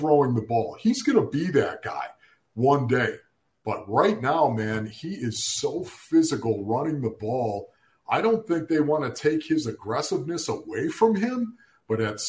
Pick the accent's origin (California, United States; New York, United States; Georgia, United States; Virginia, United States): New York, United States; Orchard Park; moved away; we're from Orchard Park, New York, where the stadium is built